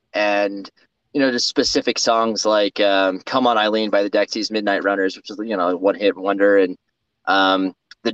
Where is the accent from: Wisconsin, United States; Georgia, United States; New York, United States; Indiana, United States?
New York, United States; Elmira; moved away; my family's from New York, but upstate New York, that's where I was born actually